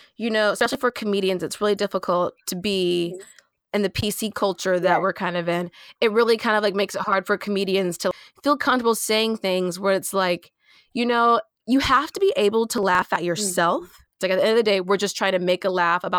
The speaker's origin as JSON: {"language": "English", "region": "the South", "country": "United States", "tie": "born or raised there", "said": "when you grow up in the South in like a predominantly white area"}